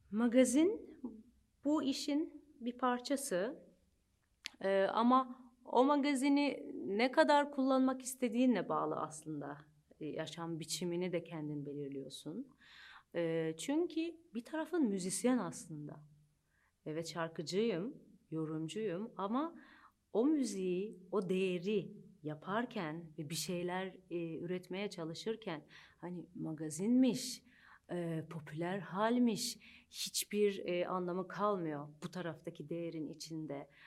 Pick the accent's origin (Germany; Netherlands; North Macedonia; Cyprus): Cyprus; also born or lived in Manchester, England; now in Turkey; Sonra Kıbrıs'a geldik. Orada Türk ilkokul, ilk orta lise eğitimimi gördüm